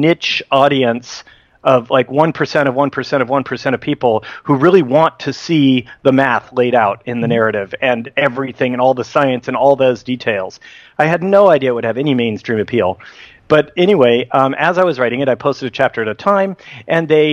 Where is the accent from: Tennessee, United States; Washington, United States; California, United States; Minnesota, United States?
California, United States; Livermore; I ended up getting a job at Sandia National Labs in Livermore, my hometown